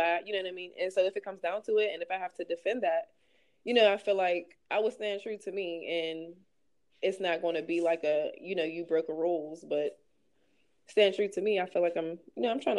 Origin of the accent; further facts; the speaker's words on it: Pittsburgh, Pennsylvania, United States; I'm from the South Side